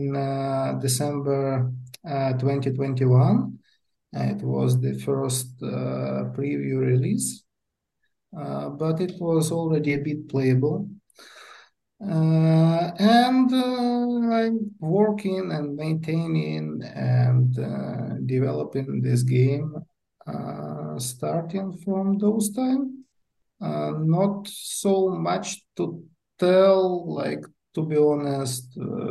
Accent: Kyiv, Ukraine; I'm from Kiev, Ukraine. Living here all my life.

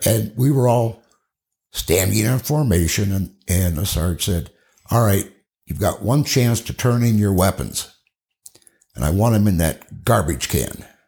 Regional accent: Cedar Rapids, Iowa, United States; I grew up in Cedar Rapids, Iowa.

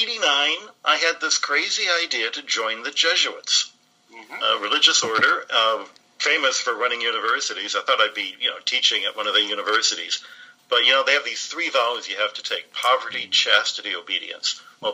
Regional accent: Detroit, Michigan, United States; accent: American; moved away as an adult; also born or lived in Arizona / Pennsylvania; I grew up in Detroit, Michigan.

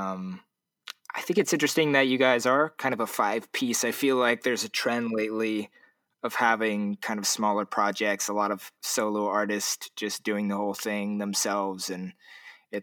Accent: Huntington Beach, California, United States; now in Seattle, United States; I grew up in Huntington. I live in Seattle now.

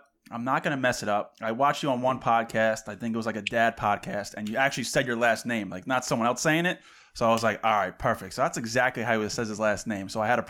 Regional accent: Long Island, New York, United States; moved away as an adult; now in Westchester, United States; we're both born and raised in Long Island, and then I recently just, or not recently, about 3 years ago, I moved up to Lower Westchester, so I'm right outside the city.

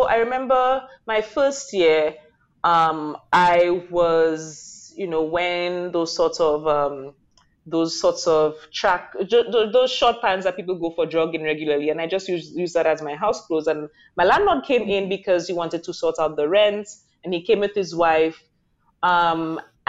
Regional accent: St. Lucia; now in Taiwan; I was from the Caribbean

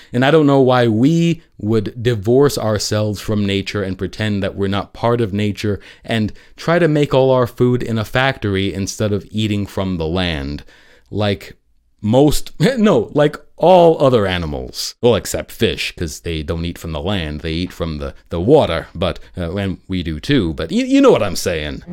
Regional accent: New York City, New York, United States; New York City, my hometown

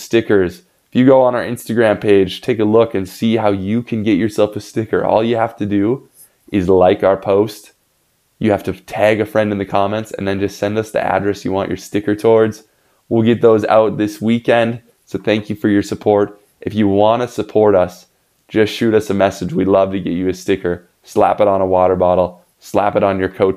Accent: Grand Forks, North Dakota, United States; one very important school from my hometown, University of North Dakota

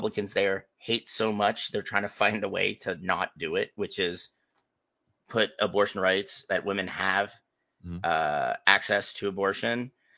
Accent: Cleveland, Ohio, United States; But it's home, and I love Cleveland.

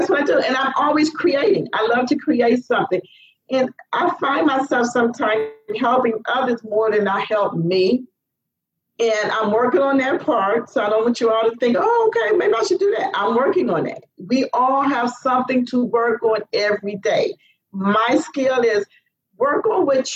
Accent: Cleveland, Ohio, United States; now in Florida, United States; I'm from Cleveland, Ohio

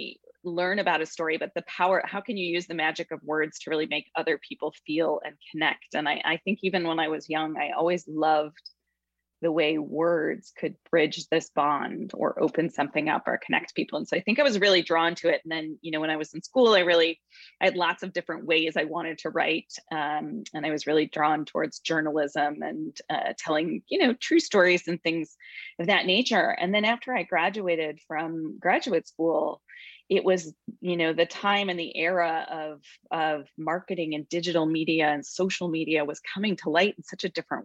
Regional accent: Grand Rapids, Michigan, United States; moved away as an adult; also born or lived in Indiana / California / Hawaii; I was raised in the Midwest and had a lovely childhood and upbringing there in Grand Rapids, Michigan

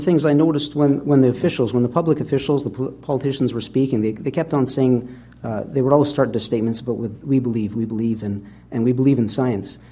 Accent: Winnipeg, Manitoba, Canada; also born or lived in England; I was born in England and raised my, most of my life in Canada, in Winnipeg.

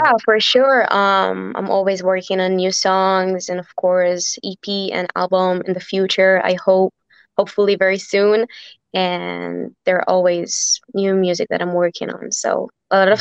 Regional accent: Israel; growing up in Israel

